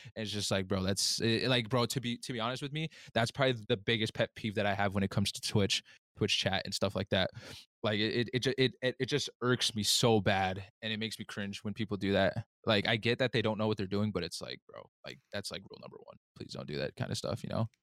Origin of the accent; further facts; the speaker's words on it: United States; I'm Native American